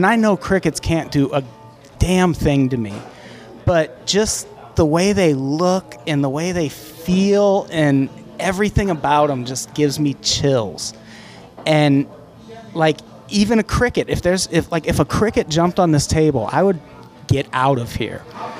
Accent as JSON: {"language": "English", "town": "Peoria", "region": "Illinois", "country": "United States", "tie": "born or raised there", "said": "In Peoria, Illinois."}